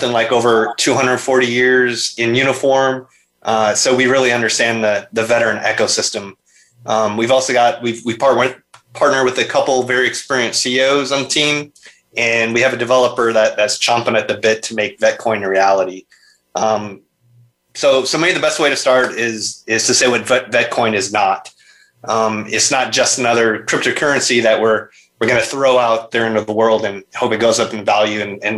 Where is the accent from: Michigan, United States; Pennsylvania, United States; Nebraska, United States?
Nebraska, United States; also born or lived in Minnesota; now in Tampa, United States; I'm originally from Nebraska, later Minnesota, but I've been active duty military going on over 23 years now.